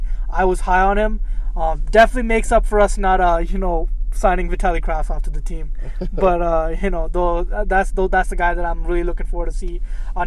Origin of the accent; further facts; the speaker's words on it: New Jersey, United States; I'm from Simon, New Jersey, believe it or not